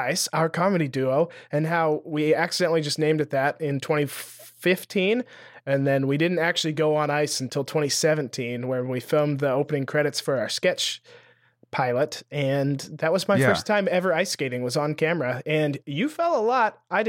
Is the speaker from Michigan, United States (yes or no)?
no; Lewistown, Montana, United States; My hometown, Lewistown, yep, Montana, has like 7,000 people in it